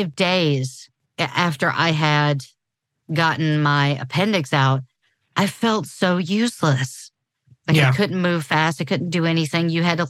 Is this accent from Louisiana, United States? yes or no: yes; New Orleans, Louisiana, United States; Yeah. No, and I come from New Orleans. That is my literal hometown.